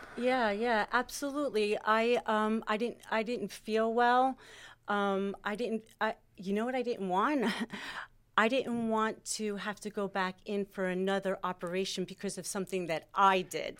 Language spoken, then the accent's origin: English; Springfield, United States; I grew up in Springfield. I am Italian.